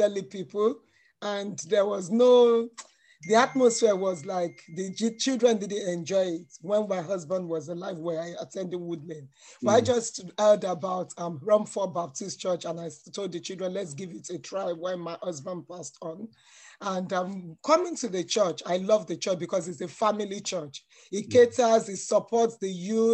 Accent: Nigeria; now in United Kingdom; Born in Nigeria, but I'm a British citizen

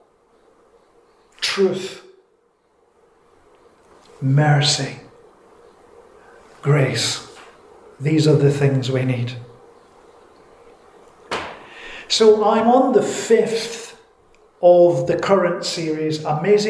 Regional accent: Scotland, United Kingdom; I'm Scottish. It's my culture.

